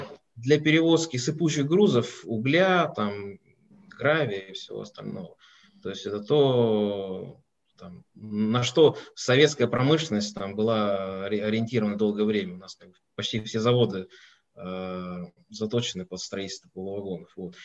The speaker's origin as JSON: {"language": "Russian", "region": "Moscow", "country": "Russia", "said": "Я из Москвы, не из Петербурга"}